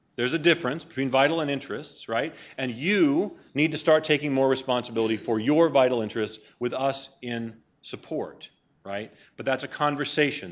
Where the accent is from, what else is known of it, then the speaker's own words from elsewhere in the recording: Maine, United States; moved away; I grew up in Maine. My mom and dad still live in the house where I grew up, in Maine.